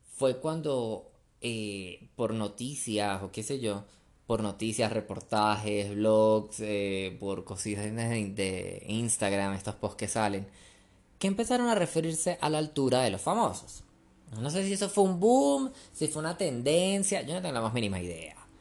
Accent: Venezuela; moved away as an adult; now in Colombia; yo crecí en Venezuela

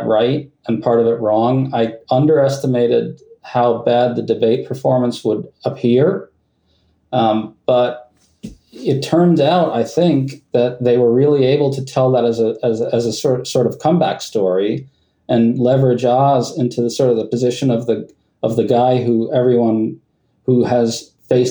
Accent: New York City, New York, United States; I grew up on the west side of Manhattan

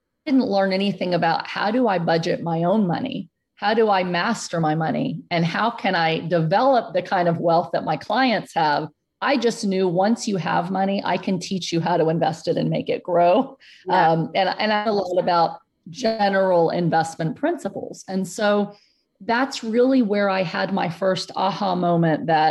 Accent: San Antonio, Texas, United States; born or raised there

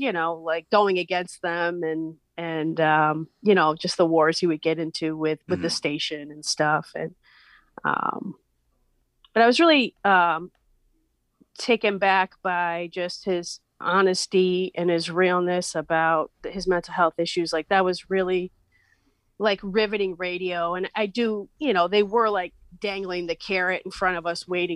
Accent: Western Massachusetts, United States; I'm from Western Mass

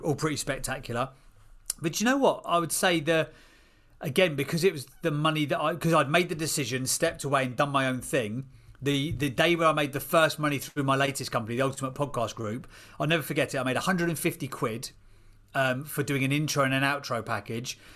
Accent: Seer Green, South East England, United Kingdom; now in Chislehurst, United Kingdom; I grew up in a place called Sear Green, which was a little village out in Buckinghamshire

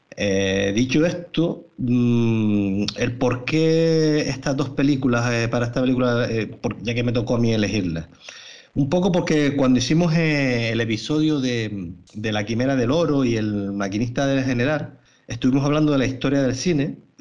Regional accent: Canary Islands, Spain; unos canarios, como, somos nosotros tres

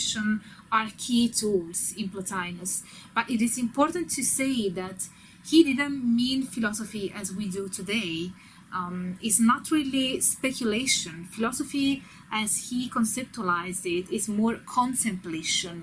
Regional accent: Italy; I'm Italian.

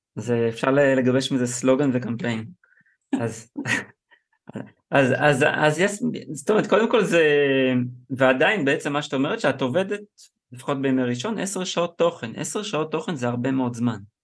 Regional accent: Israel; אני גדלתי, גדלתי בקיבוץ

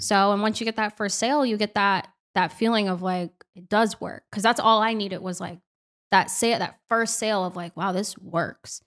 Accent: Orlando, Florida, United States; now in Miami, United States; I was in my hometown of Orlando

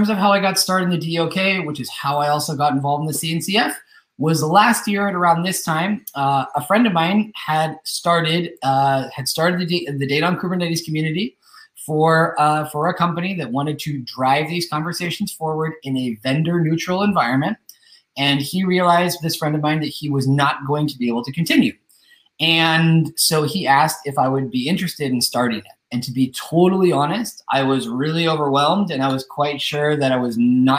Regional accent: Northern California, United States; moved away as an adult; now in Spain; I've been living in Spain for the last 10 years, but I'm originally from the United States. I'm originally from Northern California

